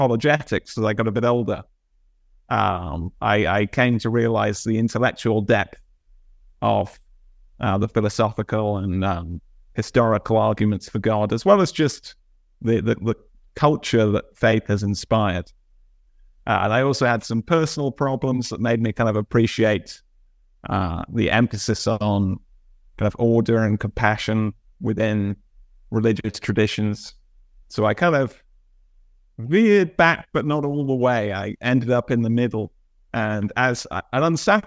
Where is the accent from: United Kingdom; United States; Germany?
United Kingdom; Bath, South West England; So I grew up in Bath in England